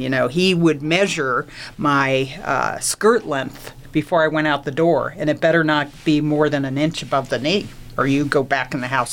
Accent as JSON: {"language": "English", "town": "Plainfield", "region": "New Jersey", "country": "United States", "tie": "born or raised there", "said": "I grew up in uh, New Jersey, in a small town called Plainfield, New Jersey, Central Jersey"}